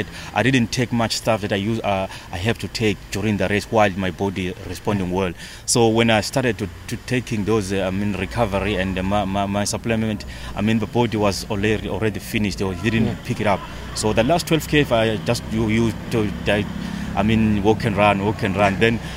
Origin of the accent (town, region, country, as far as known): South Africa